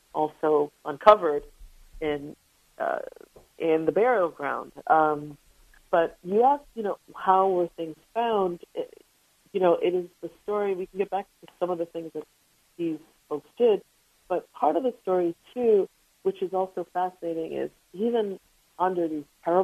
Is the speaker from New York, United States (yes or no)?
yes; New York City, New York, United States; as a New Yorker